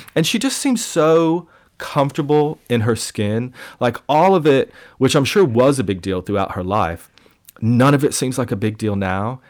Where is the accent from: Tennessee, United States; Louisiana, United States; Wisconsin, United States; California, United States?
Tennessee, United States; Bristol; my hometown festival, in East Tennessee, the Bristol Rhythm and Roots Reunion Festival